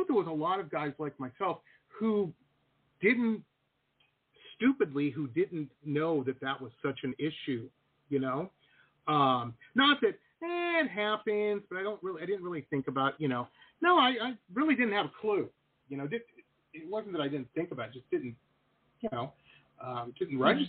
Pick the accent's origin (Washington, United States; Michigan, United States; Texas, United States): Michigan, United States; Detroit; grew up in Detroit, Metro Detroit